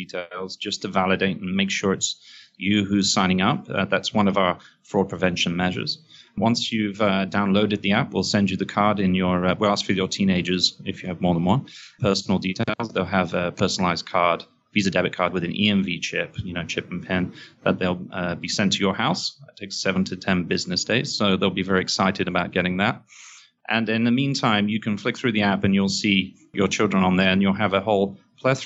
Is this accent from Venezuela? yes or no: no; England, United Kingdom; moved away as an adult; now in New York, United States; I'm English, as you can probably hear, but I live here in New York for the last 7-8 years